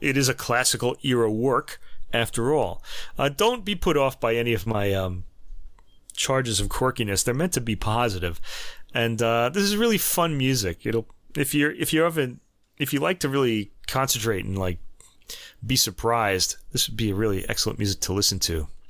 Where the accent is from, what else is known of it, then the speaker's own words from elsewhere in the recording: United States; And now I'm American